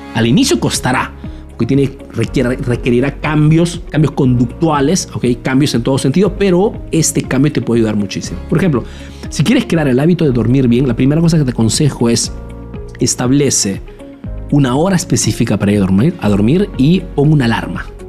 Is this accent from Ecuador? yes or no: no; Peru; now in Italy